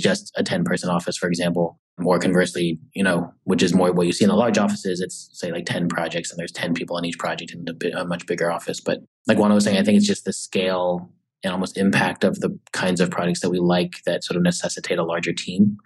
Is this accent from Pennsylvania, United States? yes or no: no; San Diego, California, United States; moved away as an adult; now in New York, United States; I'm from San Diego. So I, I did the whole like first half of my life in California